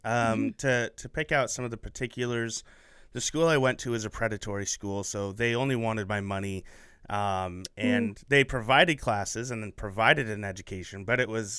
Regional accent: Portland, Oregon, United States; also born or lived in Phoenix, Arizona; I grew up in Portland, Oregon, just not Portland. And so I love the Willamette Valley.

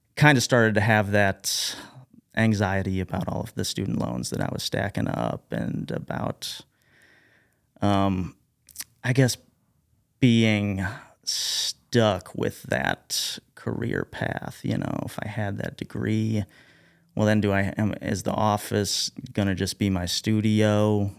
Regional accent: Carbondale, Illinois, United States; also born or lived in DeSoto, Illinois; I was born and raised here in Southern Illinois. Grew up in, uh, DeSoto, I guess. But, um, also kinda grew up in Carbondale

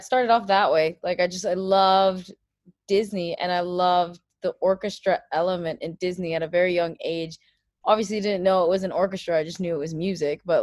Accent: Abu Dhabi, United Arab Emirates; I am from the United Arab Emirates, from Abu Dhabi.

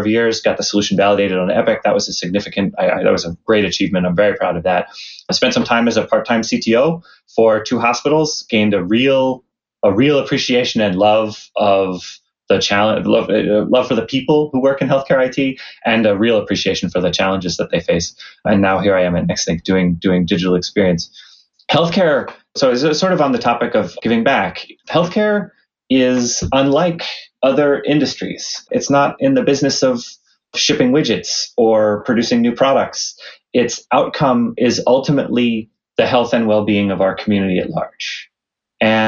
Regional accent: Lehigh Valley, Eastern Pennsylvania, United States; I'm from Eastern Pennsylvania. I grew up in the Lehigh Valley

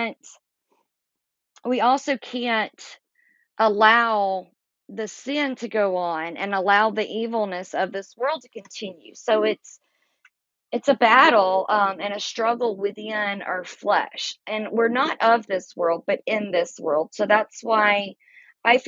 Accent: Georgia, United States; also born or lived in Florida / North Carolina / South Carolina; I'm a Southerner. I grew up in Georgia, lived in Florida. I've lived in North Carolina and South Carolina

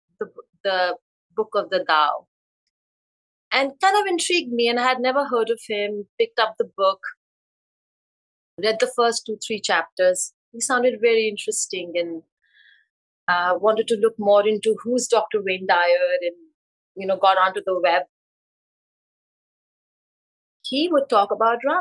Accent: India; moved away as an adult; now in United States; I was born and raised in India

